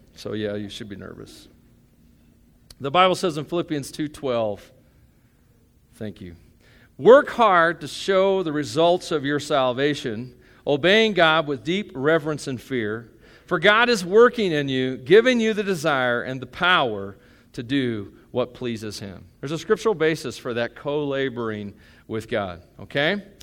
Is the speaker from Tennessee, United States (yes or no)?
yes; Tennessee, United States; I grew up in Tennessee.